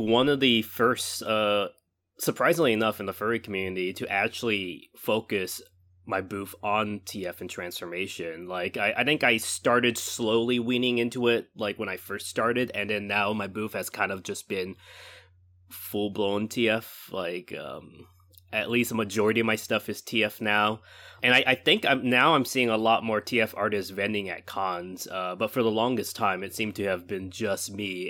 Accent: California, United States; moved away as an adult; also born or lived in Baltimore; I'm originally from California. I went to Baltimore for, um, for university.

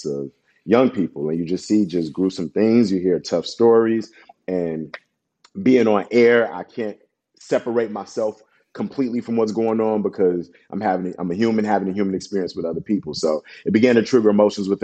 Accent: Chicago, Illinois, United States; I'm Ghanaian from the city of Chicago

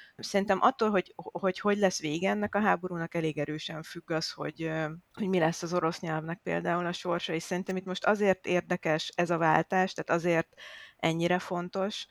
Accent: Hungary; moved away; also born or lived in Ukraine; magyar vagyok

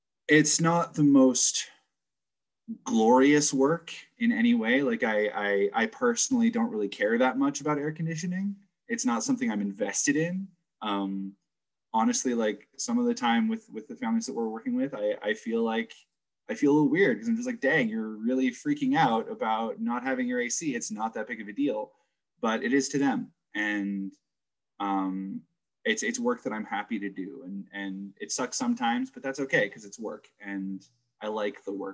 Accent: New Jersey, United States; also born or lived in California; I grew up in New Jersey. Kind of hopped around all over the place. I started out in California, moved to New Jersey when I was about 12.

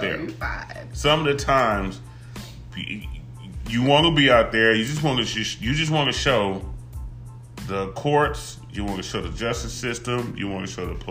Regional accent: Compton, California, United States; I come from Compton, California, 90222, born and bred, proud than a motherfucker to be from the hub

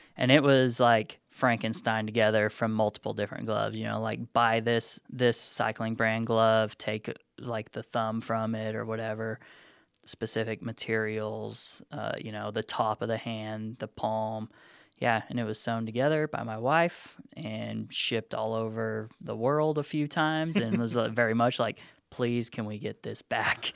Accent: Nevada, United States; moved away as an adult; also born or lived in Reno; now in Chattanooga, United States; Moved out here. I'm from Nevada originally. Last place I lived in Nevada for college and such was Reno.

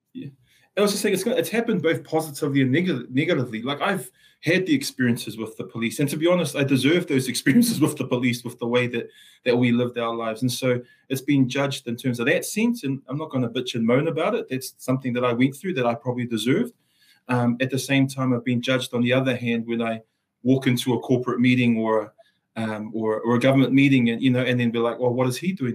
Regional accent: Auckland, New Zealand; first language Samoan; English is a second language; also born or lived in Samoa; moved to the capital center of the universe, which is Mangere in South Auckland. Uh, grew up in uh, some really tough circumstances

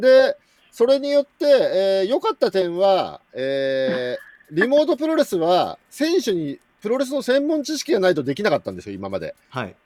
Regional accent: Chiba, Japan; 千葉県出身

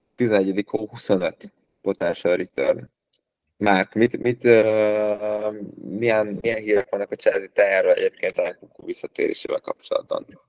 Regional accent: Hungary

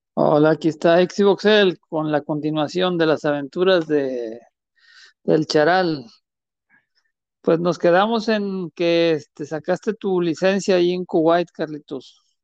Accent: Mexico

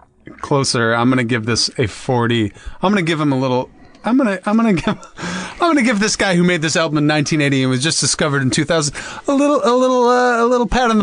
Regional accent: New York, United States; I grew up in New York... And then moved to Boston.

